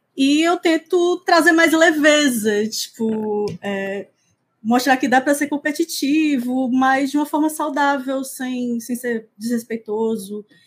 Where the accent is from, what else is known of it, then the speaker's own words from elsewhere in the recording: Fortaleza, Ceará, Brazil; eu sou de Fortaleza, nasci em Fortaleza, moro aqui até hoje